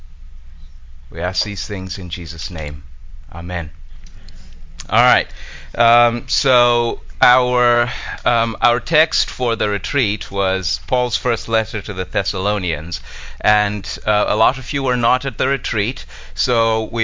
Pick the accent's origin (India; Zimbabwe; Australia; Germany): Zimbabwe; moved away; I'm originally from Zimbabwe.